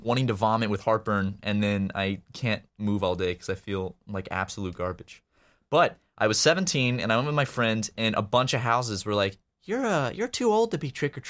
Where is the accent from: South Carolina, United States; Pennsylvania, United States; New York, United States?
South Carolina, United States; Charleston; moved away as an adult; now in Los Angeles, United States; I'm from Charleston, which is obviously a big city, but it's not like a huge metropolis.